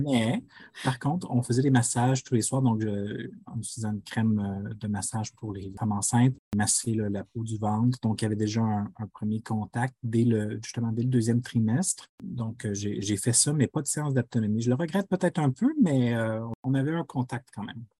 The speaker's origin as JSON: {"language": "French", "town": "Quebec City", "region": "Quebec", "country": "Canada", "first_language": "French", "moved": "as an adult", "lives_now": "Ottawa, Canada", "said": "je suis originaire de la ville de Québec originellement, mais j'habite à Ottawa en Ontario depuis 2009"}